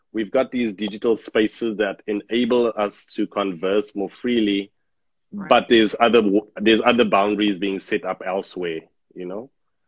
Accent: South Africa; Okay, so like you say … born and bred in South Africa, born during the apartheid times, not understanding the dynamics of apartheid and what it means, because I'm just a human.

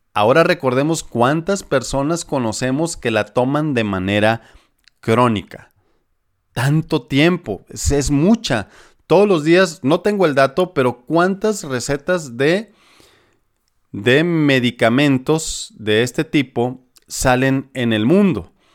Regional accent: Sinaloa, Mexico; moved away; allá por mi tierra sinaloense

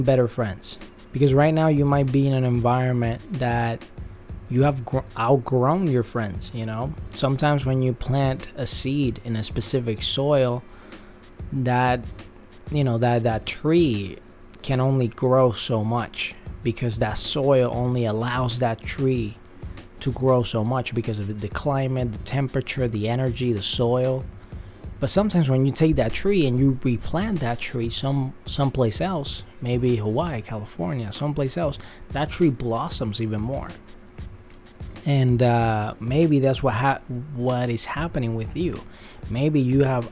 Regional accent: Puerto Rico; now in Los Angeles, United States; where I grew up in Puerto Rico, I love the people there

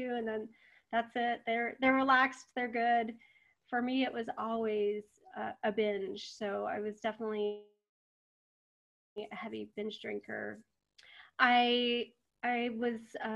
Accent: Texas, United States; I was raised in Texas

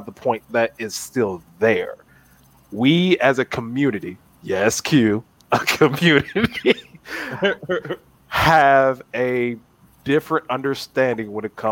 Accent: Gulfport, Mississippi, United States; also born or lived in Memphis, Tennessee; now in Dallas, United States; I'm from Gulfport, Mississippi.

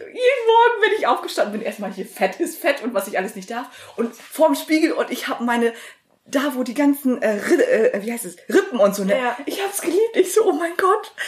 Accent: Vechta, Lower Saxony, Germany; also born or lived in Vietnam; ich komme ja ursprünglich aus Fechter

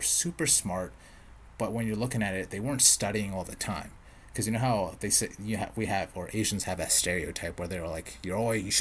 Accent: Edmonton, Alberta, Canada; moved away; also born or lived in Vancouver; I grew up around, if for all you Edmonton listeners out there, I grew up in River Bend.

